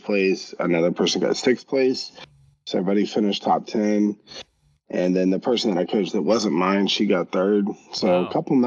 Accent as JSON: {"language": "English", "country": "United States", "said": "as an American"}